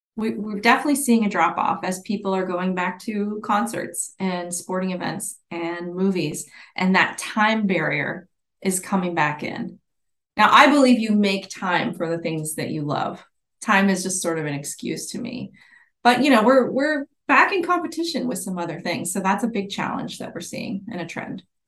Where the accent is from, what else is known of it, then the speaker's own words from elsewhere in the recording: Islamorada, Florida, United States; also born or lived in Ohio; I grew up there. It's my, my hometown